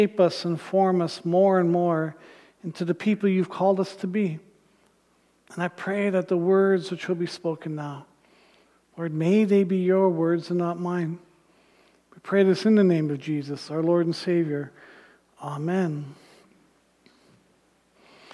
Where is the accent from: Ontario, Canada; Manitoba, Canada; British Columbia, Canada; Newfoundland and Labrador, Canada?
Ontario, Canada; Thunder Bay; I grew up in Northern Ontario in Thunder Bay